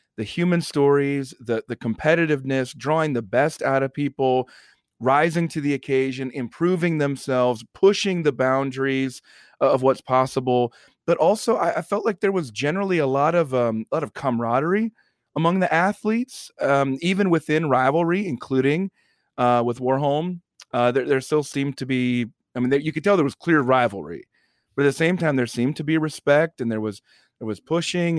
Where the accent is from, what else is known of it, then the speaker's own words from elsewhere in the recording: United States; as an American